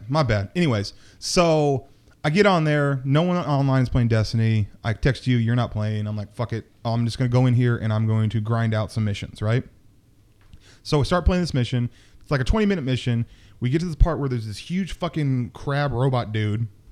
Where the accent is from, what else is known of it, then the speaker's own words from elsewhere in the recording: Seattle, Washington, United States; moved away as an adult; also born or lived in Buffalo; we're back in my hometown